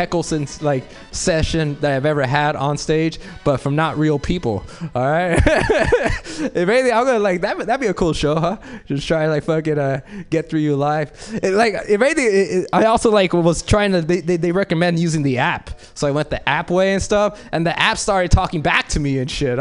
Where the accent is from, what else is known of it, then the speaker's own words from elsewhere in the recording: Los Angeles, California, United States; I grew up in South Central